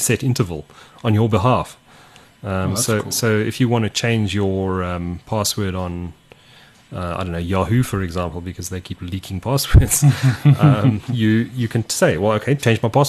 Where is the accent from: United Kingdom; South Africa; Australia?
South Africa; as a South African